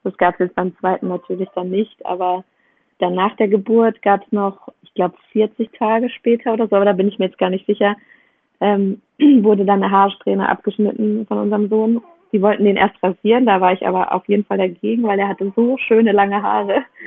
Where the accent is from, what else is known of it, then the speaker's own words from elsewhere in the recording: Germany; moved away as an adult; also born or lived in Indonesia; wir sind jetzt gerade in der Nähe davon, wo ich aufgewachsen bin